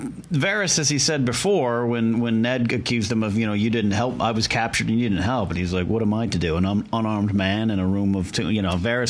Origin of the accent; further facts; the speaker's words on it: United States; And for me as an American